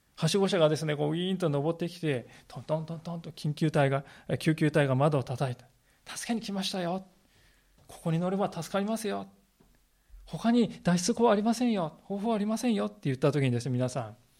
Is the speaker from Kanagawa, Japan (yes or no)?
yes; Kanagawa, Japan; moved away as an adult; now in Sendai, Japan; 私はあの神奈川県の出身でありまして